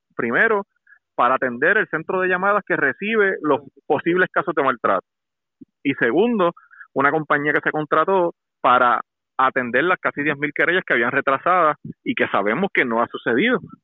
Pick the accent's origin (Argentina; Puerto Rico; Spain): Puerto Rico; lo que está pasando en mi país